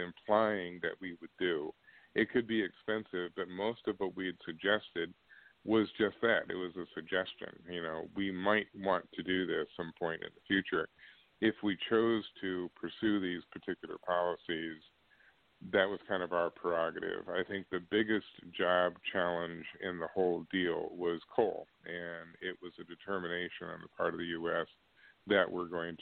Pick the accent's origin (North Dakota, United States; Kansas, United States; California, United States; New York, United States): Kansas, United States; my home state of Kansas